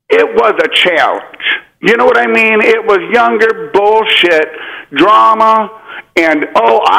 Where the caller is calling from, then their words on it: Austin, Texas, United States; I'm calling from Austin, Texas.